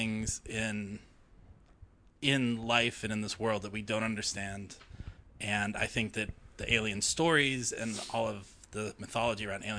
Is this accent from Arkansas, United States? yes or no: no; Watertown, Massachusetts, United States; I'm from just outside of Boston. Yeah, a town called Watertown.